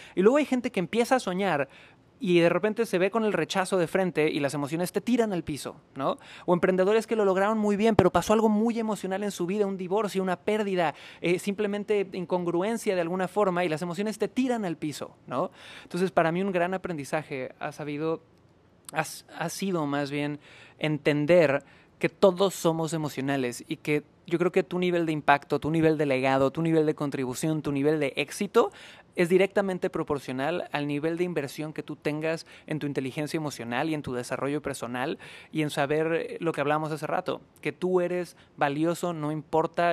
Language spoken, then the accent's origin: Spanish; Cancún, Quintana Roo, Mexico; moved away; yo nací en Cancún, Quintana Roo